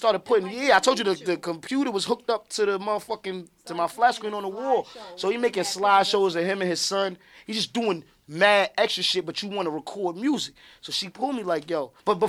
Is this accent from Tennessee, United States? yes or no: no; Chicago, Illinois, United States; I'm from Chicago, G, it's real out there, it's real.